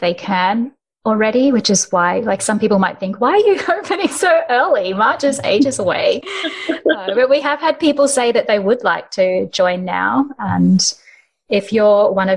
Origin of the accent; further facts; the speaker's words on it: Australia; I'm from Australia